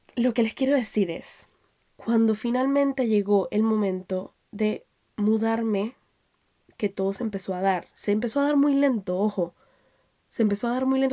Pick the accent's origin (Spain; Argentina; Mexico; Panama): Panama; moved away; also born or lived in Colombia; salir de Panamá, que era donde yo vivía antes, donde me, donde me crié, eh, porque yo nací en Colombia